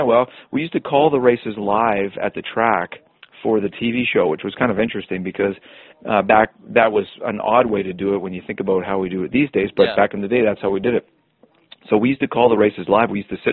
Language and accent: English; Burlington, Ontario, Canada; because I was also from Burlington.